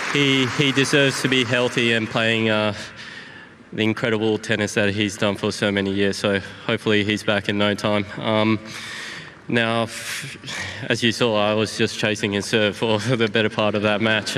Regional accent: Bathurst, New South Wales, Australia; now in Sydney, Australia; I grew up in Bathurst, and, uh, when I finished school when I was seventeen years old, I moved to Sydney.

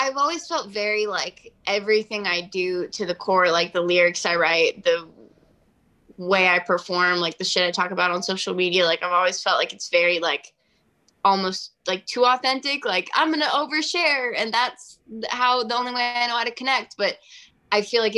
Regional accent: Sequim, Washington, United States; moved away; I'm from Washington State, a really small town called Squim, Washington

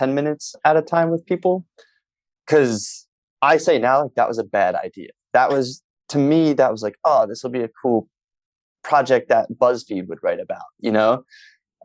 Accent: Philadelphia, Pennsylvania, United States; in Philly, where I'm from

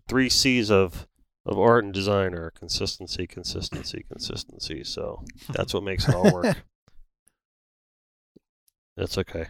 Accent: North Lauderdale, Florida, United States; I grew up in North Lauderdale, on the corner of Kimberly and Rock Island.

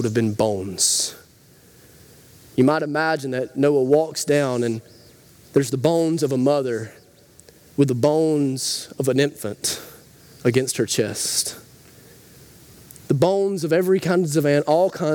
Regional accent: Rabbit Town, United States; I grew up in Rabbit Town, lots of farms in Rabbit Town

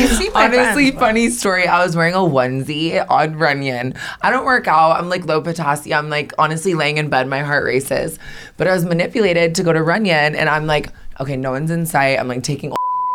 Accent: Iowa, United States; So I'm 24. I'm from Iowa. I'm a Taurus.

